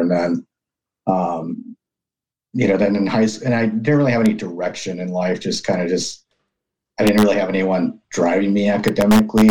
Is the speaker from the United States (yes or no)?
yes; Southern California, United States; I was born in America, born in Southern California, born and raised there